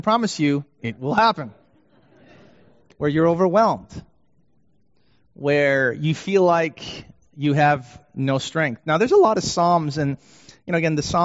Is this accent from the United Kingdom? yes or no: no; Canada; also born or lived in Vancouver; now in Detroit, United States; I'm Canadian